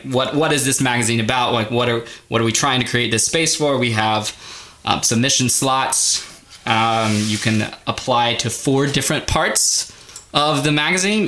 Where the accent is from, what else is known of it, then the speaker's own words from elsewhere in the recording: the South, United States; now in Washington, D.C., United States; I come from the South. Um, learning that I am more and more Southern